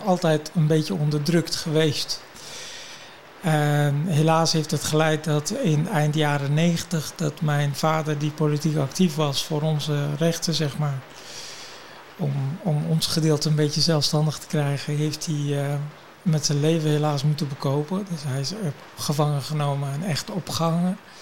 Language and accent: Dutch; Kurdistan Region, Iraq; now in Netherlands; ik ben natuurlijk geboren in Irak, in het noorden van Irak, Koerdistan. Ik ben Koerdisch.